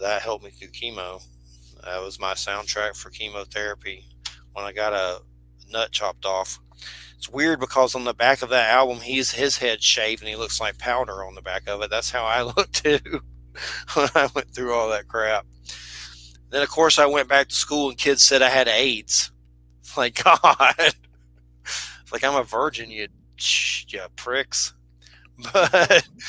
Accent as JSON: {"language": "English", "region": "Georgia", "country": "United States", "said": "I'm from Georgia and was raised Christian"}